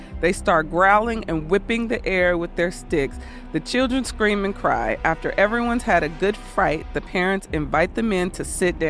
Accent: Austria; I'm originally from Austria, and I spent many years as a child being chased around town by Krampus. It is one of the scariest experiences you can have as a child growing up in Austria.

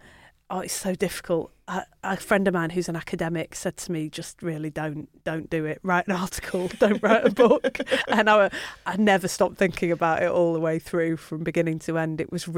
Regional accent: Manchester, North West England, United Kingdom; also born or lived in Bury; I'm actually from Manchester originally, so I was born and brought up there until my mum moved to Bury when I was in my mid-teens. So I read it when I was in Manchester

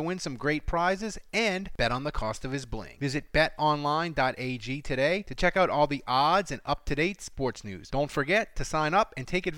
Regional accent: New Orleans, Louisiana, United States; I'm from New Orleans

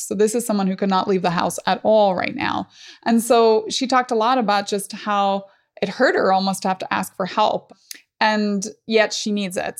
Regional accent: Northern Ireland, United Kingdom; growing up in Northern Ireland

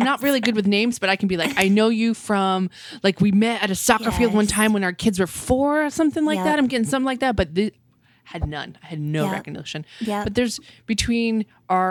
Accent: New England, United States; now in Texas, United States; I'm from New England

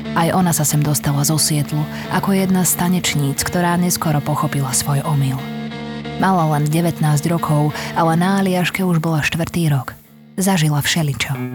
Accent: Slovakia; u nás v Košiciach a v Bratislave

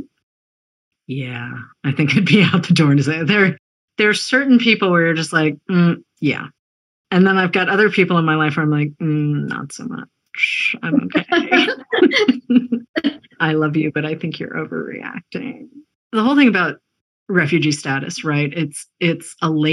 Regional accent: Boston, Massachusetts, United States; I was born in Boston

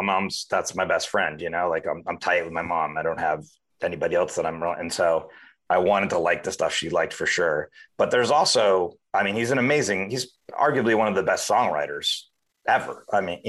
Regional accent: Miami, Florida, United States; moved away; I grew up in Miami, Florida.

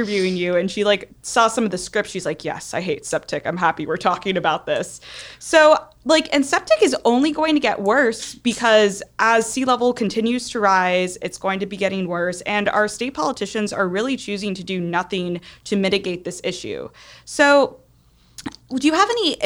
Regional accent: Miami, Florida, United States; also born or lived in Coral Gables; growing up in Miami, I've like lived off septic tanks for the whole time that I've lived here

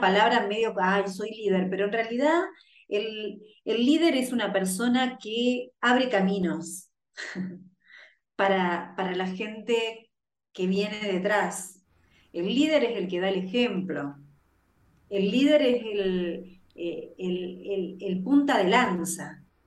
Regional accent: Rosario, Santa Fe, Argentina; Yo soy nací en una ciudad en Rosario que es, creo que el barrio más peligroso de la ciudad de Rosario.

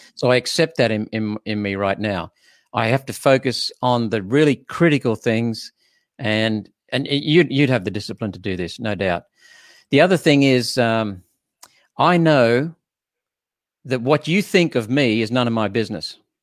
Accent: Queensland, Australia; being a Queenslander

